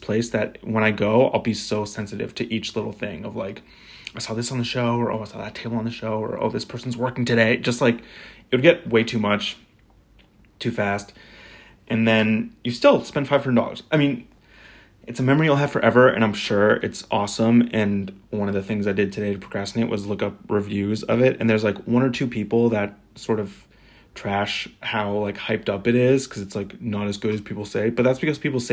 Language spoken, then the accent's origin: English; Topsham, Maine, United States; I'm from Topson, Maine, which is a small town-ish.